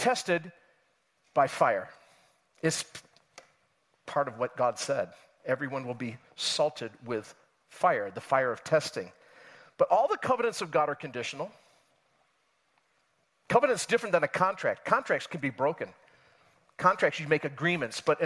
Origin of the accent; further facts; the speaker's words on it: Rochester area, Western New York State, United States; I grew up in Western New York State. That's where I'm from. You can tell by my accent, of course. Rochester, New York area, but a little bit outside